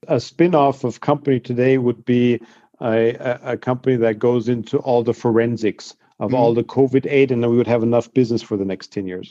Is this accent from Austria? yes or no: yes; Austria; I grew up in Austria